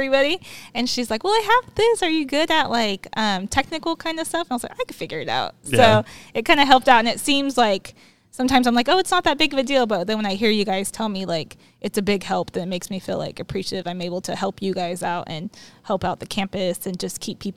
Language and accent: English; Moreno Valley, California, United States; now in Banning, United States; I grew up in Moreno Valley, so not super far from here.